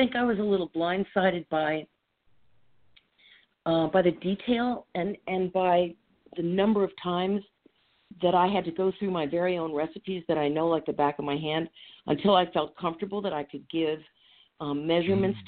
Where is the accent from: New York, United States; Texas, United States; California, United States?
New York, United States; also born or lived in Maryland; now in Phoenixville, United States; I grew up in New York